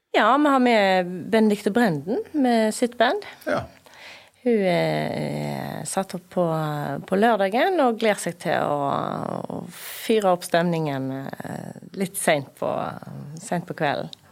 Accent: Bømlo, Vestland, Norway; jeg er mostring. Ja. Jeg kommer fra Moss der, på Bømlo. Bor på Bømlo

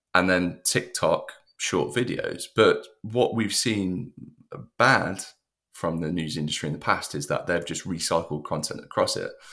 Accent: United Kingdom; as a British person

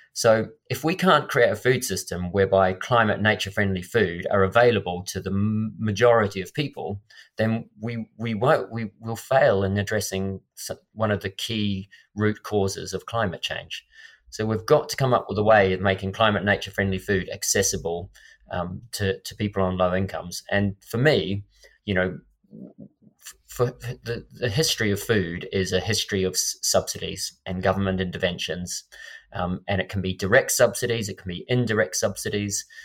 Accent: Christchurch, Canterbury, New Zealand; my hometown in Christchurch

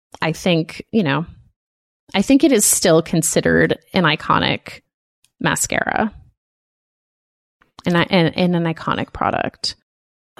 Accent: United States; we are American

